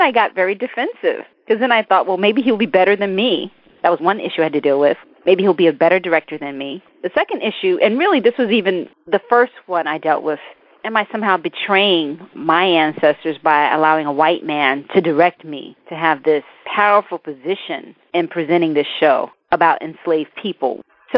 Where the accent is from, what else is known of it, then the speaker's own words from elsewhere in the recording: Mississippi, United States; born there; I'm African American, and I was born in the Deep South. I was born in Mississippi.